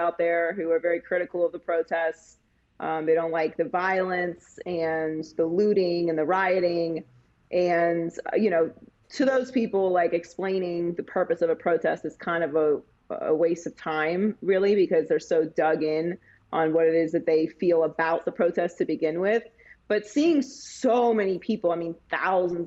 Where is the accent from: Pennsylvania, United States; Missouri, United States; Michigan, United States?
Pennsylvania, United States; Pittsburgh; I too am a bar hopper because I'm from Pittsburgh, Pennsylvania